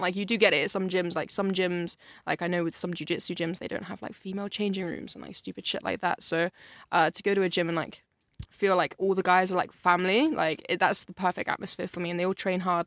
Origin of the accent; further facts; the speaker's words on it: Yate, South West England, United Kingdom; I grew up in Yates, so like it's it's in Bristol, but it's like a little bit outside of Bristol